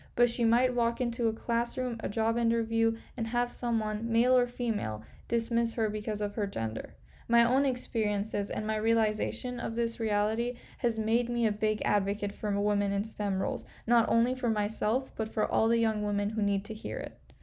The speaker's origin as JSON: {"language": "English", "town": "Kerman", "region": "Kerman Province", "country": "Iran", "tie": "born or raised there", "also_born_or_lived": "Portland, Oregon, United States", "said": "I was born in Portland, Oregon, but moved to Iran when I was six months old"}